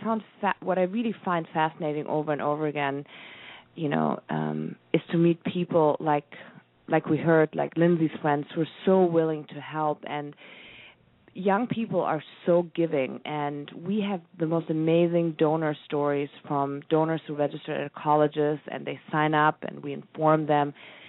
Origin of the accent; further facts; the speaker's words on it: Germany; I love wine. I'm from Germany.